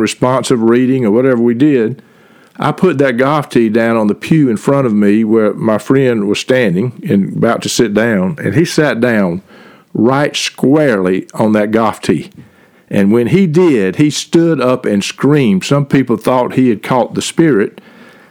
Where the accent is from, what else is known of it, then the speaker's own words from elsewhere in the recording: Reynolds, Georgia, United States; I grew up in the Methodist Church in Reynolds, Georgia